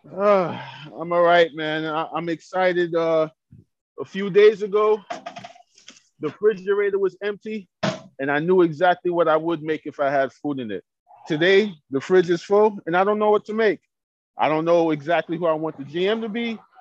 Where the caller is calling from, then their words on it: New York City, New York, United States; I'm calling from Queens, New York